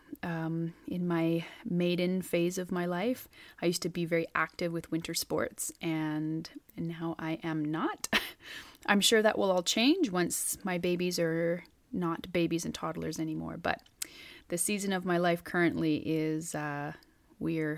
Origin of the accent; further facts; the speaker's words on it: Northeast British Columbia, Canada; where I am currently in Northeast British Columbia, in my hometown